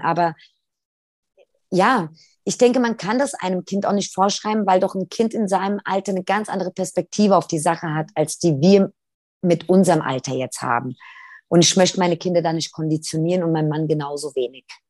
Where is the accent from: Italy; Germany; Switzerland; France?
Italy; wir sind Italiener